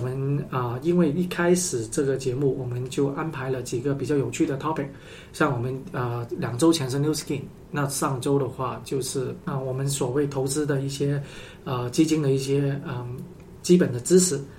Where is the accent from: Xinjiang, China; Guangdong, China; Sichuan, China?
Guangdong, China; Guangzhou; 小时候在广州，十几年前